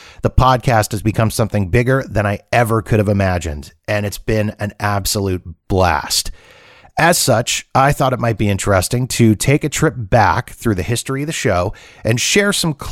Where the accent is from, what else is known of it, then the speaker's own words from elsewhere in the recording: Canada; now in Las Vegas, United States; We bonded over being Canadian